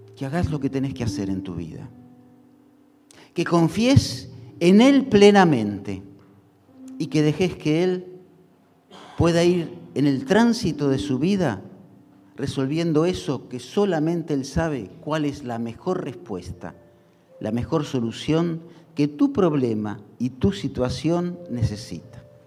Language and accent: Spanish; Argentina; como los argentinos